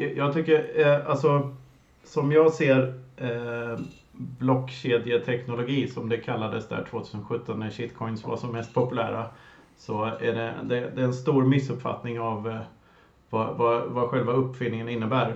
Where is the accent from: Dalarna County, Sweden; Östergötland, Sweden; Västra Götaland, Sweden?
Västra Götaland, Sweden; Lidköping; moved away as an adult; also born or lived in Gothenburg; jag är uppvuxen på Kinnekulle eh, söder om Vänern och sedermera Lidköping, en liten håla där.